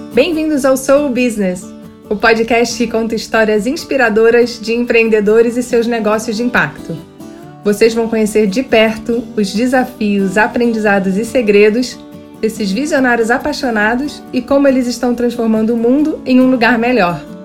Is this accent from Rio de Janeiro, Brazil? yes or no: yes; Rio de Janeiro, Brazil; lá no Rio de Janeiro, que é a minha terra natal